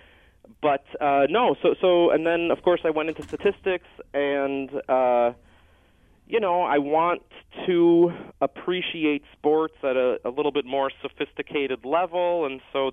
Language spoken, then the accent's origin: English; Montreal, Quebec, Canada; moved away; growing up in Montreal